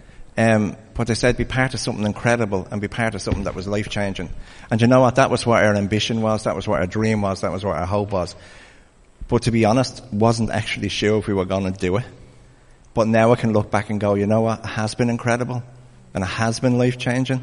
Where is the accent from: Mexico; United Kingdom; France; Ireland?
Ireland; As Irish people